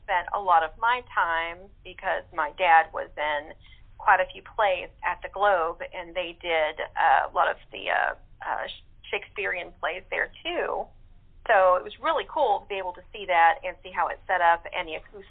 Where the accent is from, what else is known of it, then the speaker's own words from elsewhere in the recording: Odessa, Texas, United States; I grew up in Odessa, Texas